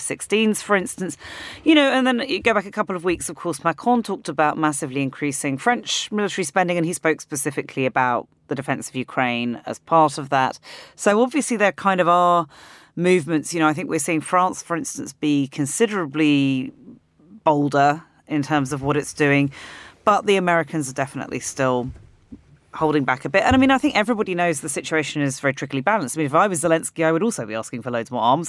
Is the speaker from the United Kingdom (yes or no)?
yes; United Kingdom; as a British person